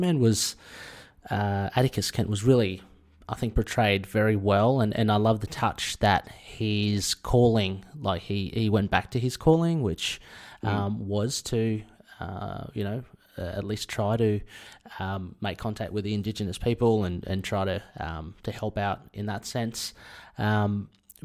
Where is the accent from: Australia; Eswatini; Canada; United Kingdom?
Australia; having grown up in Australia